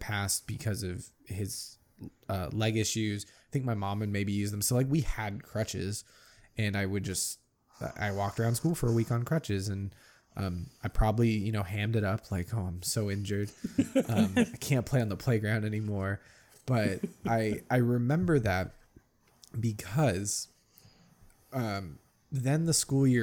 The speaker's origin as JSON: {"language": "English", "region": "California", "country": "United States", "tie": "born or raised there", "also_born_or_lived": "Ohio", "said": "we moved to California from Ohio when I was like five and a half"}